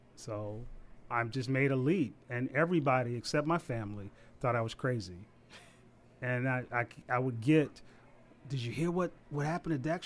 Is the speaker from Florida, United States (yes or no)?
no; Savannah, Georgia, United States; moved away as an adult; also born or lived in Huntsville, Alabama; now in Washington, D.C., United States; I'm originally from Savannah, Georgia.